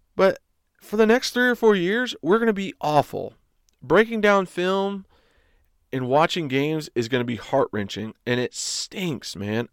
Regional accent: East Tennessee, United States; I went to U T because I was from East Tennessee.

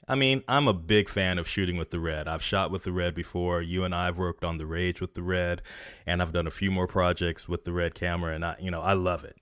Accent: North Carolina, United States; moved away as an adult; also born or lived in Los Angeles; now in San Francisco, United States; still in my hometown

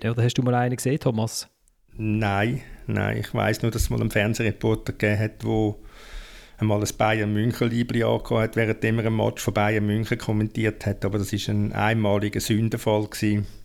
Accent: Switzerland; Ich bin ja Schweizer

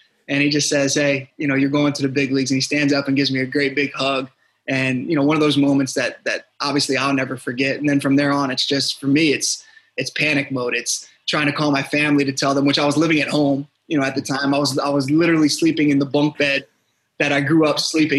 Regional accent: Norfolk, Virginia, United States; moved away as an adult; also born or lived in New York; I'm from the Norfolk, Virginia area

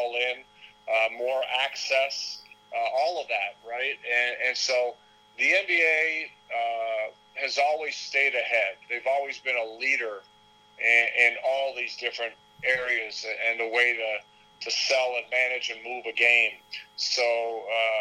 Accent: Toronto, Ontario, Canada; my hometown where I grew up

